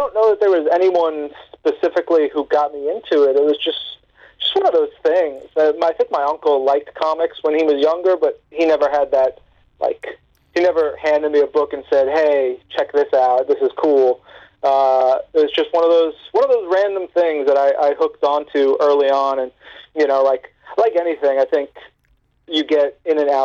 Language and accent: English; New York, United States; I'm from New York